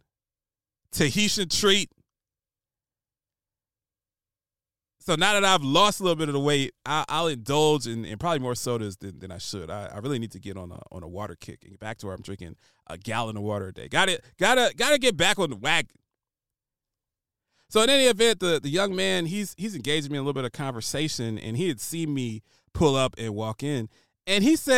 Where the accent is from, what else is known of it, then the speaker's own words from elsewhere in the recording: Columbus, Ohio, United States; I'm from Columbus, Ohio, which is the headquarters and home of Donato's.